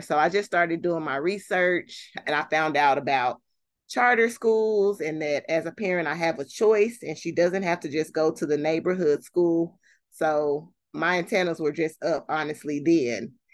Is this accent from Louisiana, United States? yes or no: no; Fort Worth, Texas, United States; born and raised in Fort Worth, have lived here my whole life, except for when I went to college